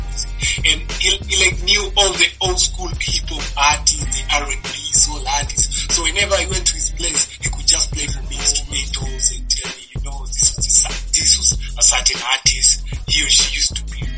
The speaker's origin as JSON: {"language": "English", "region": "Nairobi", "country": "Kenya", "said": "I'm from Nairobi, Kenya. I'm from Kibera."}